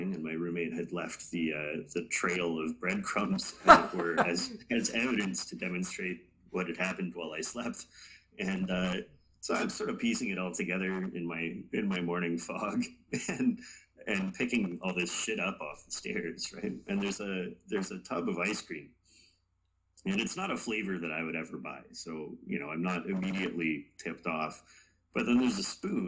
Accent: Canada; as a Canadian

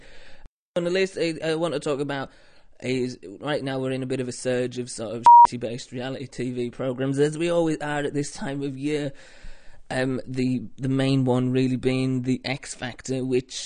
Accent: the north of England, United Kingdom; I'm from up north, where apparently it's grim.

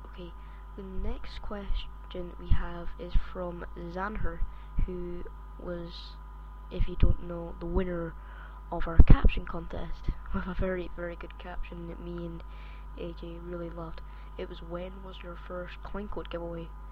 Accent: Scotland, United Kingdom; accent: Scottish; I am actually from Scotland. I don't know if you can hear my Scottish accent

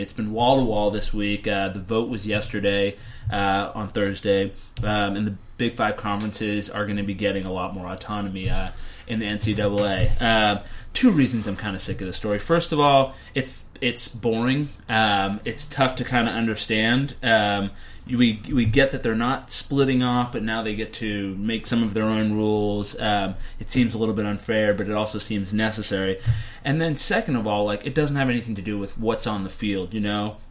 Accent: Northeast, United States; growing up in the Northeast

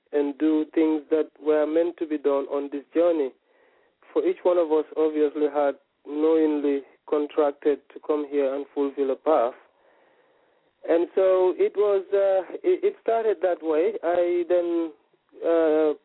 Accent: Gambia; I was born in the Gambia

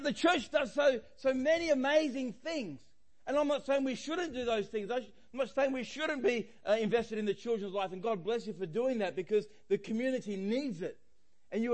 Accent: Australia; I'm Australian

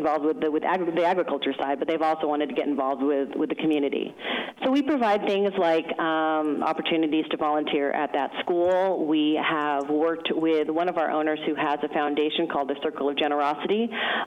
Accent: Seattle, Washington, United States; moved away as an adult; now in Mendoza, Argentina; I'm originally from Seattle, Washington

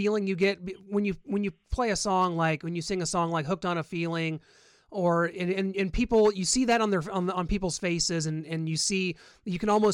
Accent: Missouri, United States; I'm from Missouri

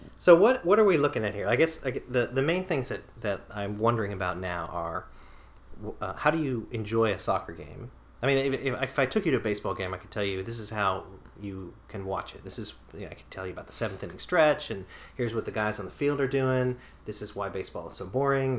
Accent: United States; now in Japan; as an American

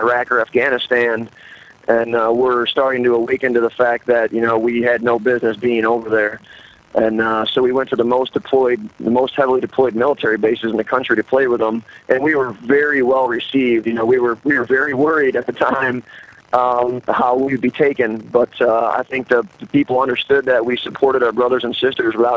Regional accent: Detroit, Michigan, United States; moved away as an adult; now in Baltimore, United States; Three of us are originally from Detroit, Michigan

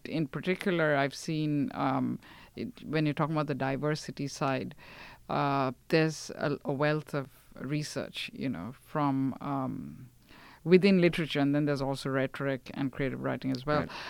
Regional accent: India; now in United States; growing up in India, since it was multilingual

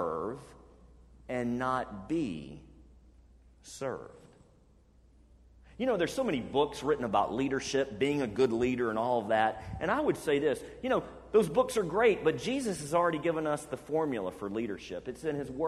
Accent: Birmingham, Alabama, United States; moved away; I grew up in Birmingham, Alabama.

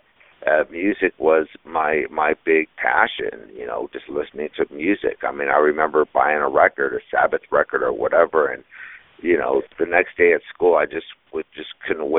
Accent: Huntington Beach, California, United States; I grew up in Huntington Beach, so a pretty conservative middle-class family

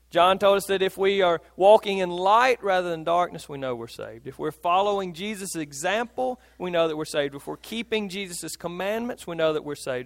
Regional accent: Philadelphia, Mississippi, United States; I grew up in Philadelphia

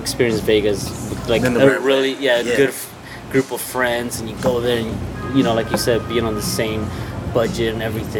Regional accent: Mexico; moved away; my hometown in Mexico

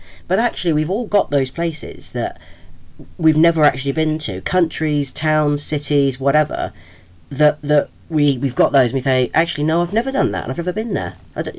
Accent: Southampton, South East England, United Kingdom; And in my hometown of Southampton

